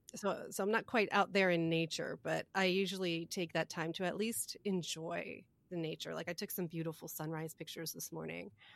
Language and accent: English; New Jersey, United States; moved away; I was from East Jersey